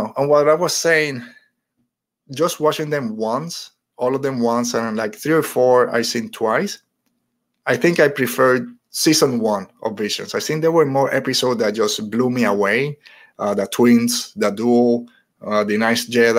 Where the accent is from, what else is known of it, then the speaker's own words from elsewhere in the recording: Puerto Rico; now in United States; as a Puerto Rican, growing up in Puerto Rico, now in the United States